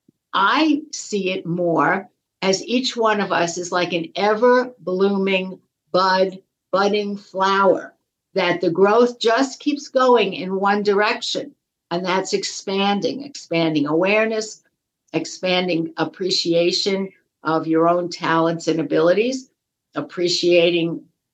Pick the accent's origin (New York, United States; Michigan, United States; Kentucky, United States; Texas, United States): New York, United States; I grew up in New York, and in elementary school, they teach New York State history